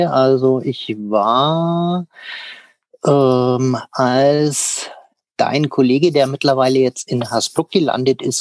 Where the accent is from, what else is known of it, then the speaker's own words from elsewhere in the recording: Münchberg, Bavaria, Germany; ich bin ja gebürtig aus Münchberg